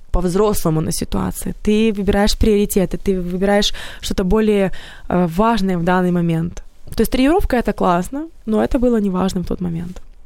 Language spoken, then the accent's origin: Russian; Odesa, Odesa Oblast, Ukraine; moved away as an adult; now in Kyiv, Ukraine; я вообще из Одессы приехала сюда